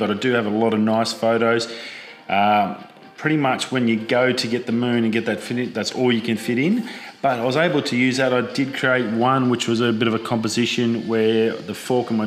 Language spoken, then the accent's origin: English; Darwin, Northern Territory, Australia; moved away; growing up in Darwin, used to torrential downpours for weeks